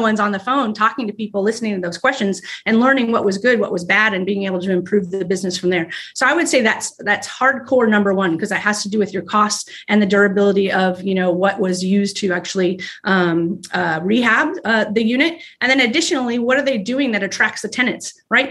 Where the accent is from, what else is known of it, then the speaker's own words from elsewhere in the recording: Arizona, United States; also born or lived in Texas; now in Ohio, United States; we're from Texas, well, Arizona, Arizona